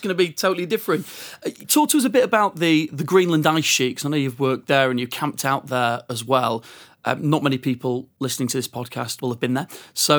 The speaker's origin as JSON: {"language": "English", "region": "Yorkshire and the Humber", "country": "United Kingdom", "said": "As a fellow Yorkshireman"}